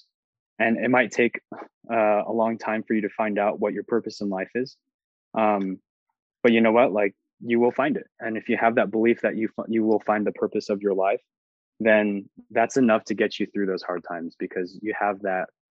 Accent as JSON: {"language": "English", "region": "Texas", "country": "United States", "said": "I go, Texas."}